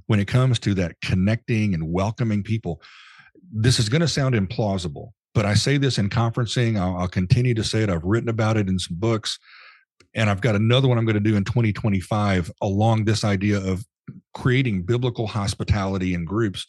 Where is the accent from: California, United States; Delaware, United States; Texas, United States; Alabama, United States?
Texas, United States; Dallas; moved away as an adult; now in Nashville, United States; my mind always defaults to Dallas Fort Worth. That's where I grew up